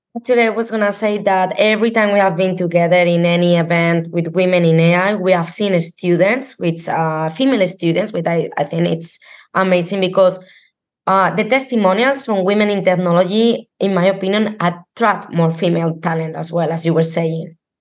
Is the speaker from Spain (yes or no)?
yes; Spain; I'm from Spain